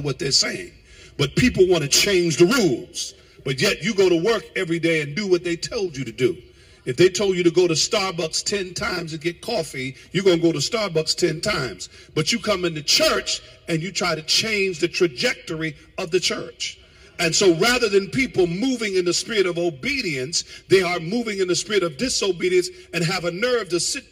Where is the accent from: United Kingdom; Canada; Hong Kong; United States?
United States; also born or lived in New Jersey / Connecticut; when we were growing up in New York and Jersey and past Connecticut